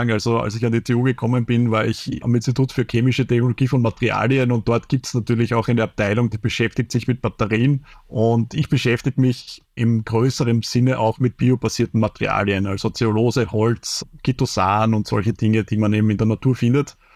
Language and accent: German; Austria; wenn man sich beschwert als typischer Österreicher.